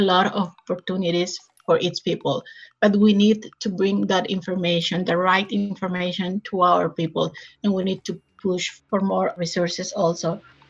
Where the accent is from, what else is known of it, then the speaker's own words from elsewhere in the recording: Sonora, Mexico; also born or lived in Mexico City; I'm Mexican-American. I grew up in Sonora, which is a state in the border with Arizona.